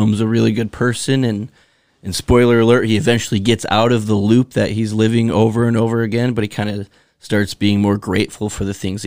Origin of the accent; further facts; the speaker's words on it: Bismarck, North Dakota, United States; we're from Bismarck, North Dakota